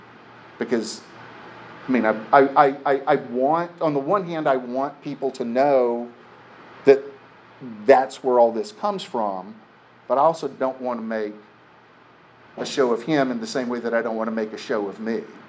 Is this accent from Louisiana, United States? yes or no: yes; Lafayette, Louisiana, United States; I'm from Lafayette, Louisiana. I need $10 more to pay for the bus ticket that's $87.35 to put me on Greyhound.